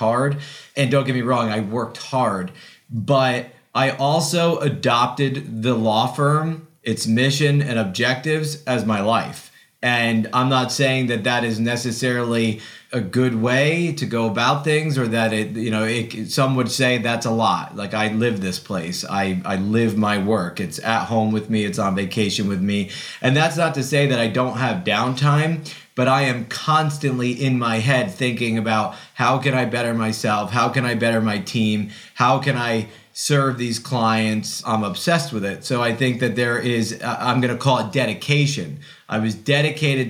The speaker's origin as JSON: {"language": "English", "area": "Ulster County", "region": "New York", "country": "United States", "tie": "born or raised there", "said": "I returned to my hometown after college and law school"}